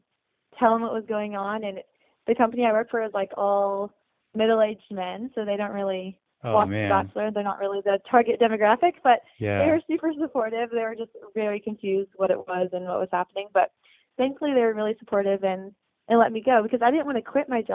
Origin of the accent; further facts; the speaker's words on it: San Diego, California, United States; I am from San Diego